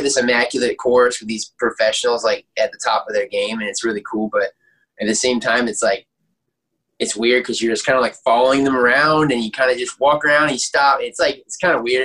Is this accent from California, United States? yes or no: no; Aiken, South Carolina, United States; born and raised in Aiken, South Carolina